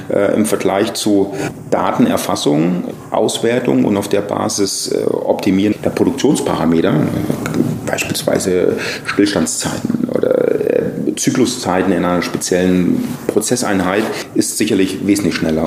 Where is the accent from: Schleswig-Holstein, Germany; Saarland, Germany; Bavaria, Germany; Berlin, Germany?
Bavaria, Germany; near Nuremberg-Erlangen; moved away as an adult; now in Taiwan; ich bin aufgewachsen in der Nähe von Nürnberg-Erlangen.